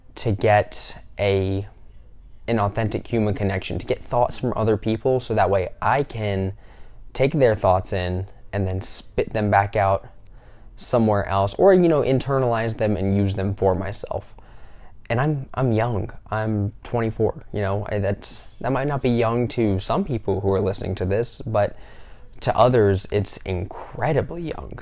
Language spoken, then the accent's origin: English; the South, United States; I am from the South in the United States